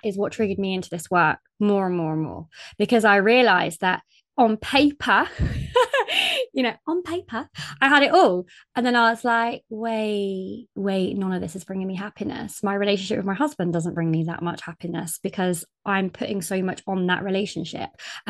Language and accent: English; United Kingdom; But then sometimes I feel like I'm too British.